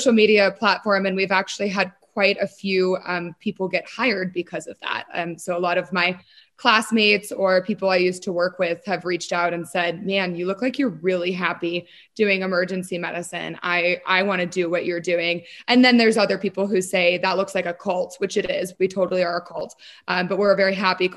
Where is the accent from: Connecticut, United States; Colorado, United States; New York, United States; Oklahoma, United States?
Colorado, United States; Denver; also born or lived in Boston / Kansas; my journey starts in Denver, born and raised in Colorado, grew up here